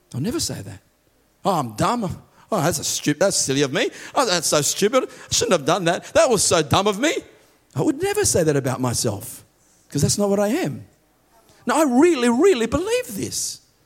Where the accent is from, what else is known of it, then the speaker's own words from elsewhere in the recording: Australia; I am an Australian citizen.